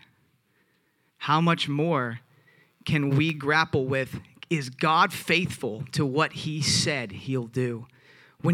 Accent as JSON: {"language": "English", "region": "the South", "country": "United States", "said": "I'm from the South"}